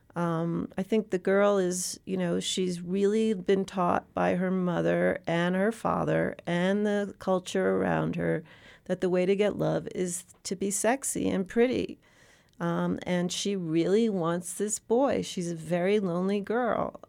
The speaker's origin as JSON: {"language": "English", "town": "New York City", "region": "New York", "country": "United States", "tie": "born or raised there", "said": "I come from the Upper East Side of Manhattan. I've lived in New York City my entire life"}